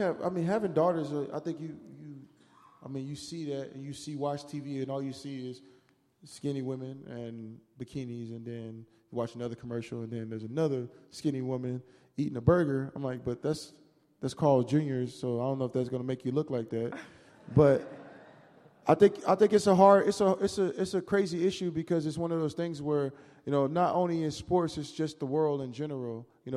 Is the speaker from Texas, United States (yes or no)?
no; Louisiana, United States; now in Seattle, United States; mean, I grew up in a place that's just different from here. So it was something that I seen, you know. I'm originally from Louisiana, so, huh?